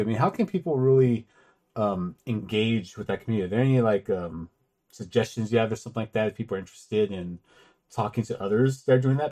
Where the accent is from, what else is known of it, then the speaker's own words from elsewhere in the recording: California, United States; I'm from California.